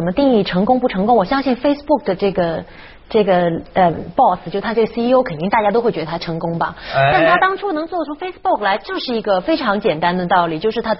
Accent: China; 我们中国人都爱说居安思危

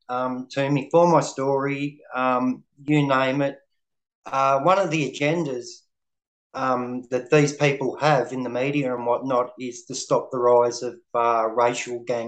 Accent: Melbourne, Victoria, Australia; I come from Melbourne, Victoria.

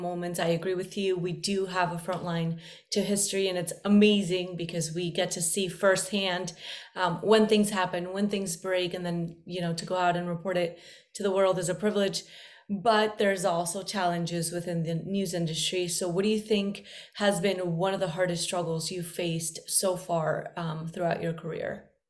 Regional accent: Medellin, Antioquia, Colombia; moved away; also born or lived in California; I'm originally from Medellin.

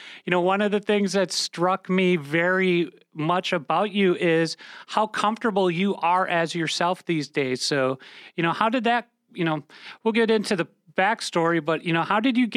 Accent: United States; an American transgender comic

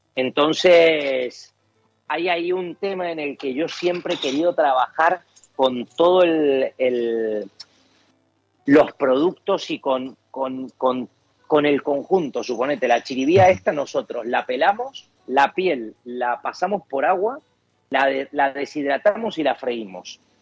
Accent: Argentina; moved away as an adult; now in Valencia, Spain; somos argentinos, que hemos nacido allá

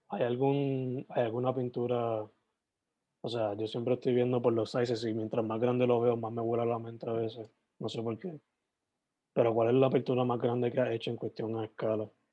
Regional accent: Sabana Grande, Puerto Rico; yo soy de, originalmente de Sabana Grande

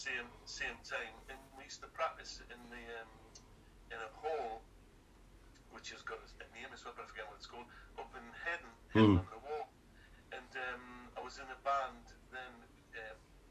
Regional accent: Gateshead, North East England, United Kingdom; I was brought up in Bensham in Gateshead

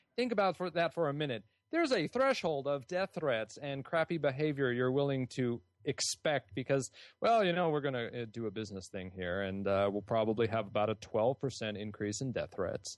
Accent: California, United States; I grew up in California

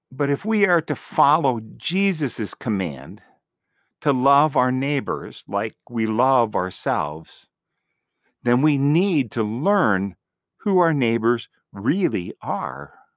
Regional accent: Green Bay, Wisconsin, United States; moved away as an adult; now in North Carolina, United States; I grew up in Green Bay in an area that was pretty much all white.

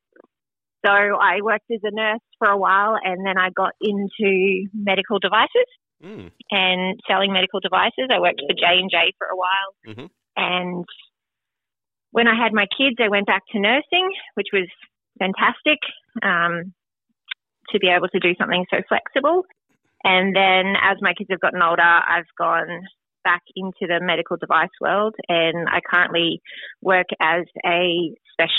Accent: Australia; moved away as an adult; I grew up in Australia.

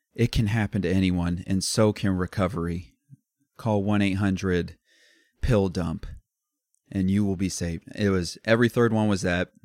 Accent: Midwest, United States; we're from the Midwest

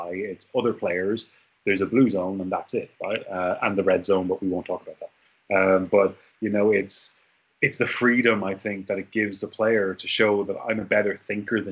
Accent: Ireland; moved away as an adult; also born or lived in Korea; as an Irishman

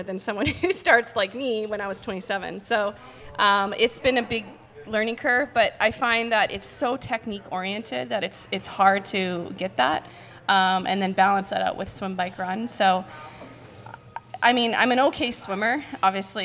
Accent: Canada; moved away as an adult; also born or lived in United States; Before I left Canada, because I'm from Canada, I went to school

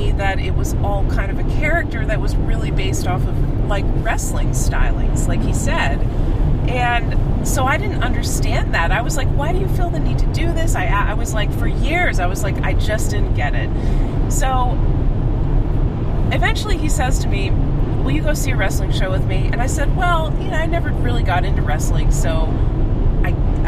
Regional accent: Massachusetts, United States; now in New Hampshire, United States; I'm from Massachusetts.

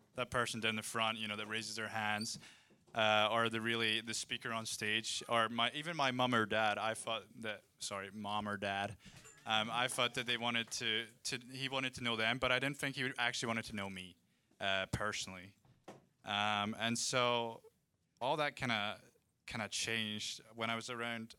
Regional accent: Scotland, United Kingdom; now in Redding, United States; I'm from Scotland

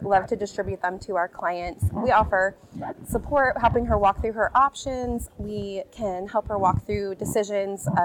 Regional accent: Kokomo, Indiana, United States; I grew up right here in Kokomo, Indiana

